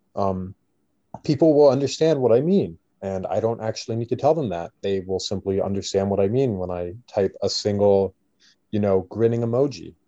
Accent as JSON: {"language": "English", "country": "Canada", "said": "I am Canadian"}